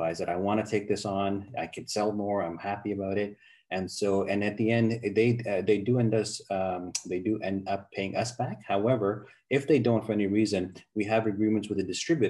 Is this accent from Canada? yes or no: yes; Canada; moved away as an adult; also born or lived in United States; I grew up in Canada, been in the U.S. for many years.